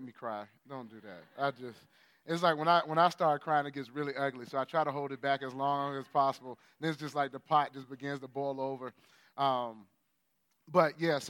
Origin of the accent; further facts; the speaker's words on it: United States; as an American